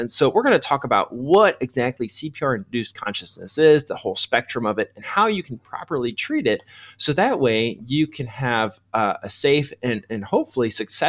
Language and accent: English; Missouri, United States; Yeah, you know, I come from Missouri, so numbers are kind of complex for me still.